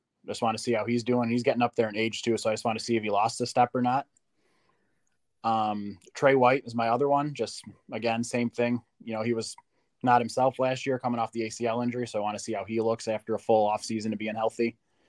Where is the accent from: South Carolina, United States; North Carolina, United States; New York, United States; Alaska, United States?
New York, United States; Gowanda; From Gowanda, New York, about 40 miles south of Orchard Park. Lived here my whole life, all 30 years.